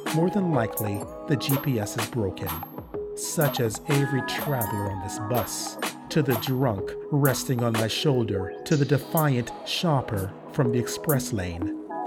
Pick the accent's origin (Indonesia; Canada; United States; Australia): Canada; I'm too Canadian